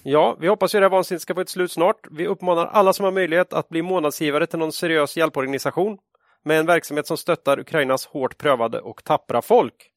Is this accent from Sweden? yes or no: yes; Sweden; som svensk